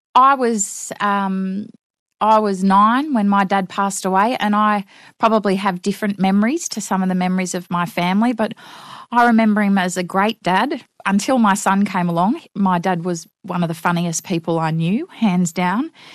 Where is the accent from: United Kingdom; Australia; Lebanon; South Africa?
Australia; Newcastle, New South Wales; Yes, I grew up in Newcastle on the western shores of Lake Macquarie.